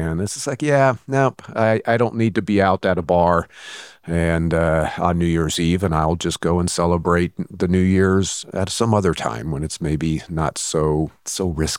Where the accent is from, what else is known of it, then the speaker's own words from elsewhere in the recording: Fairfield, California, United States; also born or lived in San Antonio, United States; In the summer between my 7th and 8th grades, my dad got stationed at Travis Air Force Base. So I moved from San Antonio, Texas to Fairfield, California. And of course, you know, went through high school there at Vanden High School